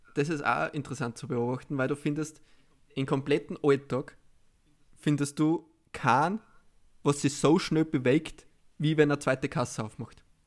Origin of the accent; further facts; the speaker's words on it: Austria; als Österreicher